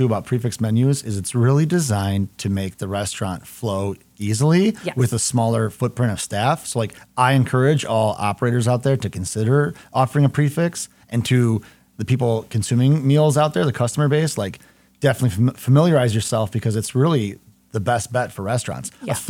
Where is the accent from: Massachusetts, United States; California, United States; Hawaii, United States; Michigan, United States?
Michigan, United States; Howell; I grew up in Howell north of Ann Arbor.